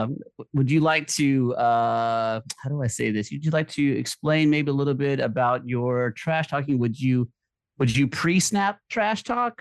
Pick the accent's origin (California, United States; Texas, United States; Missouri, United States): Texas, United States; As a Texan